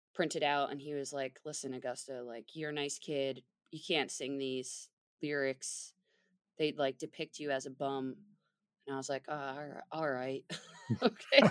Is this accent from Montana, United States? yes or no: no; the Poconos, Pennsylvania, United States; moved away as an adult; also born or lived in Philadelphia, Pennsylvania; I ended up moving back um, from Philly to my hometown of the Poconos.